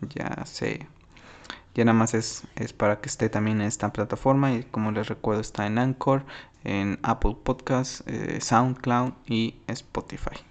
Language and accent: Spanish; Mexico; mi país